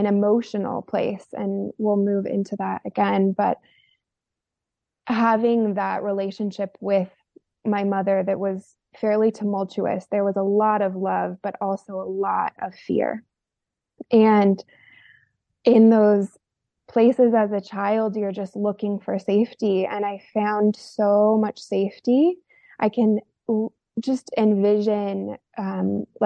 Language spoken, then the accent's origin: English; rural Oregon, United States; I grew up in a rural part of Oregon in the desert